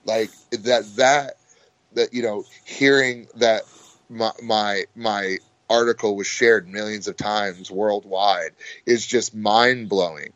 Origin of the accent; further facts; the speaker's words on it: United States; I'm American